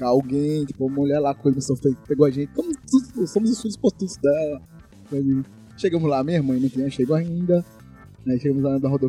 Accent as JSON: {"language": "Portuguese", "region": "São Paulo", "country": "Brazil", "tie": "born there", "said": "Bem, eu nasci em São Paulo, São Paulista."}